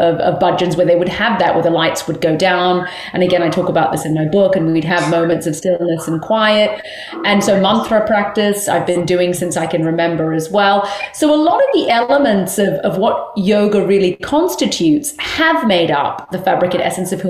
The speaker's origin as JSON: {"language": "English", "region": "London", "country": "United Kingdom", "tie": "born or raised there", "also_born_or_lived": "Australia / New Zealand", "moved": "as an adult", "lives_now": "Southern California, United States", "said": "So I was born in London, United Kingdom. And so that will always be home for me. But I've actually lived in four countries."}